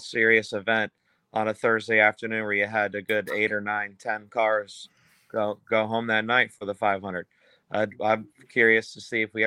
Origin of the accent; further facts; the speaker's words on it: Daytona Beach, Florida, United States; I grew up in Daytona. So I'm still here, actually, in Volusia County